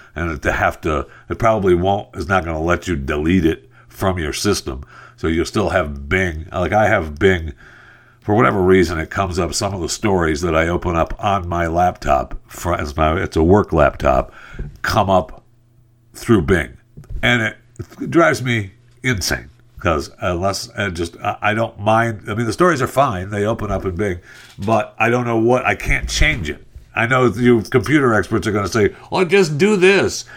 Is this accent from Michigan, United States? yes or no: yes; Michigan, United States; when I grew up in Michigan and, uh, when I was a little kid, we lived on a farm